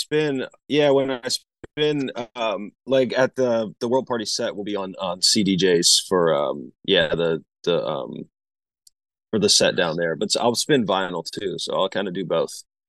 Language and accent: English; Asheville, North Carolina, United States; moved away; I'm from Asheville, North Carolina originally, so I grew up around, like, a lot of that hillbilly bluegrass type stuff